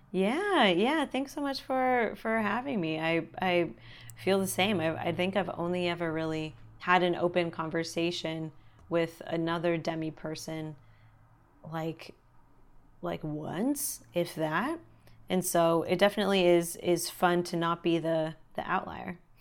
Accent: Los Angeles, California, United States; born or raised there

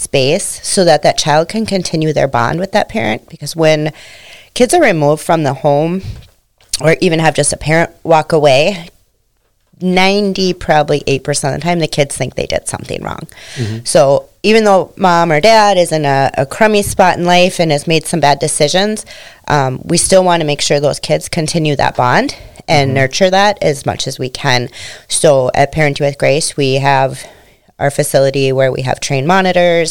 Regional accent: St. Michael, Minnesota, United States; also born or lived in South Haven, Minnesota / Annandale, Minnesota; I grew up in St. Michael, Albertville. So I've always been out in this area.

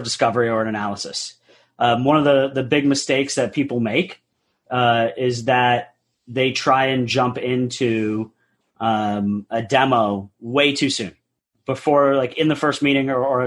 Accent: New England, United States; moved away as an adult; also born or lived in upstate New York; now in Houston, United States; I grew up in the New England area, went to school in upstate New York

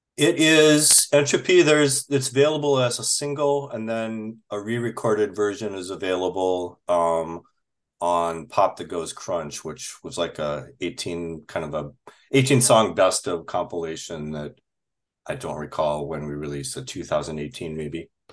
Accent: Minnesota, United States; also born or lived in Chicago; now in Minneapolis, United States; I was born in Chicago and moved here when I was very young, and I've otherwise lived in, uh, more, northern Minnesota

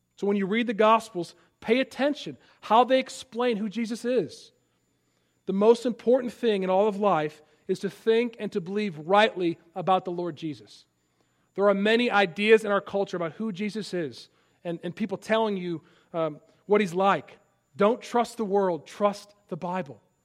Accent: Palatine, Illinois, United States; moved away; my hometown, Palatine, Illinois

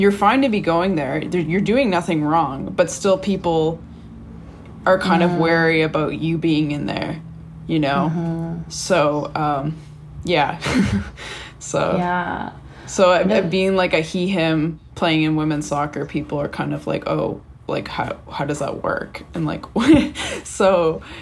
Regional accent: Canada; moved away; being Canadian

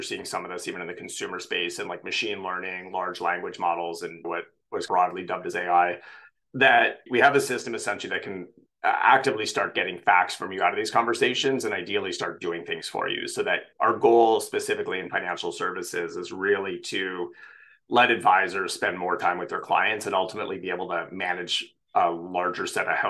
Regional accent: Canada; now in San Francisco, United States; So I am Canadian. I grew up all over Canada, born far out east

